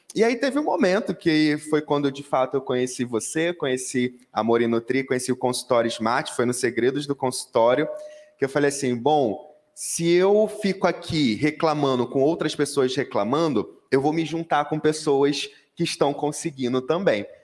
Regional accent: Rio de Janeiro, Brazil; sou carioca, falo biscoito, não é bolacha

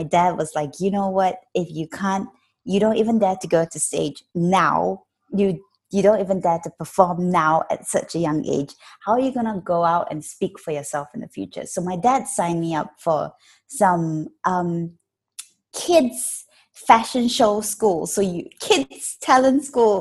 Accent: Malaysia; I am Malaysian. I'm a Malaysian actress

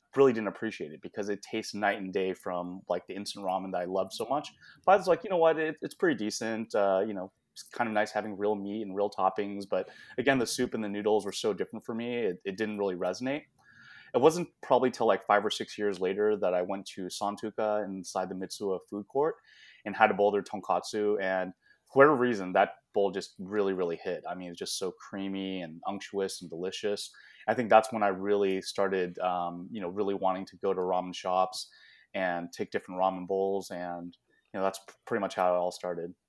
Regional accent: San Francisco Bay Area, California, United States; moved away as an adult; also born or lived in Shanghai, China; now in Southern California, United States; I was actually born in Shanghai, China. I grew up in the San Francisco Bay Area, but I've been in Southern California

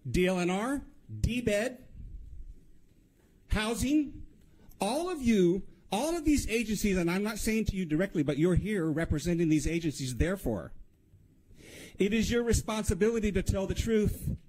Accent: Haiku, Hawaii, United States; I was born and raised in Haiku, Maui.

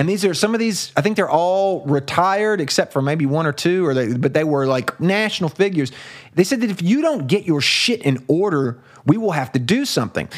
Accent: United States; as an American

